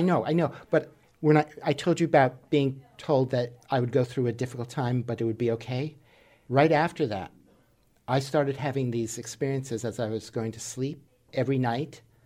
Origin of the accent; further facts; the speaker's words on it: New York City, New York, United States; when I was a child, growing up in New York City